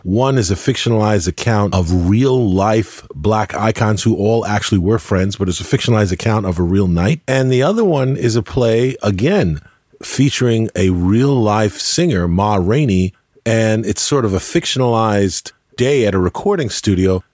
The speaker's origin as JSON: {"language": "English", "country": "United States"}